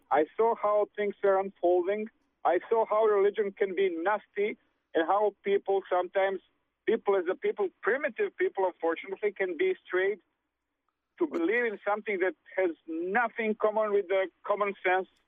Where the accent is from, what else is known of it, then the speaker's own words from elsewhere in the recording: Serbia; moved away; I'm from Serbia.